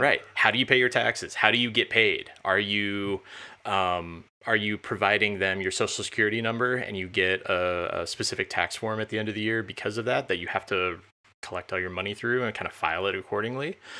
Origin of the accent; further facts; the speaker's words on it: Champaign, Illinois, United States; I grew up near Champaign, Urbana